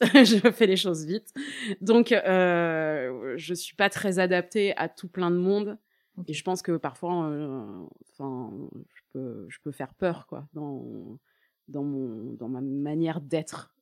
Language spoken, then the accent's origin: French; Paris, Île-de-France, France; moved away as an adult; also born or lived in Toulouse; je suis une vraie parisienne